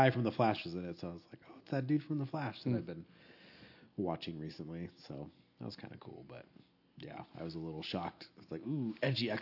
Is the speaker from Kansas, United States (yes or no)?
no; Pasadena, California, United States; When I was growing up in California, we used to, the house was over in Pasadena